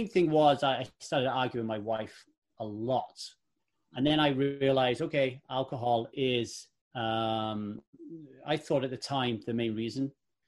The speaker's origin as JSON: {"language": "English", "town": "Ogmore Vale", "region": "Wales", "country": "United Kingdom", "tie": "born or raised there", "also_born_or_lived": "Manchester", "said": "I was born in Manchester in the UK, home of … and Manchester United Football Club. And I lived there until I was about 10. And then we moved to Ogmore Vale in South Wales"}